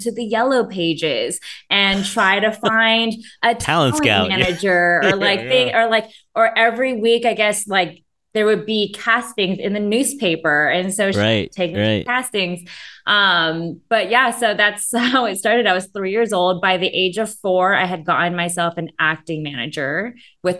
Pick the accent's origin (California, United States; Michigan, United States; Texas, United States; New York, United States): California, United States; Rowland Heights; also born or lived in West Covina / Fullerton / Long Beach / Marina Del Rey; Born and raised. I was born in West Covina, grew up in Roland Heights, just kind of like the Asian area, one of the Asian areas here in LA County